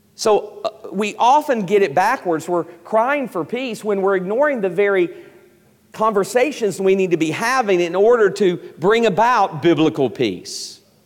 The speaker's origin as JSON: {"language": "English", "region": "East Tennessee", "country": "United States", "tie": "born or raised there", "said": "I grew up in East Tennessee"}